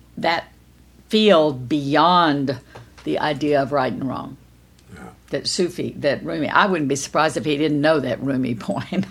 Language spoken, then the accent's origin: English; Kerrville, Texas, United States; I'm from Kerrville, Texas